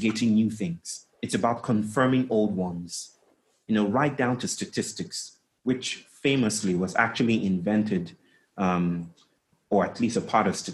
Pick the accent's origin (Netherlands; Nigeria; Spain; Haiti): Nigeria; I grew up in Nigeria most of the time. We traveled a lot, but I grew up in Nigeria